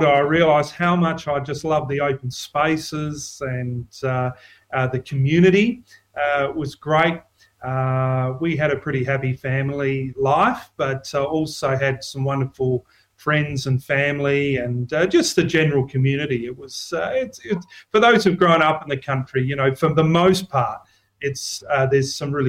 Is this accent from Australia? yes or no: yes; Bordertown, South Australia, Australia; Well, I was born in Bordertown, same birthplace as Bob Hawke, I tell everyone. I lived the first 5 years of my life on a cattle and sheep station, which was about 20 mile out from Bordertown.